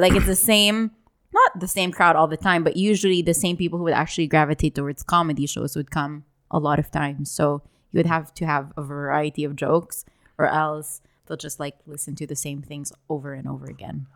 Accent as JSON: {"language": "English", "region": "Dubai", "country": "United Arab Emirates", "tie": "born or raised there", "said": "I grew up in Dubai as well"}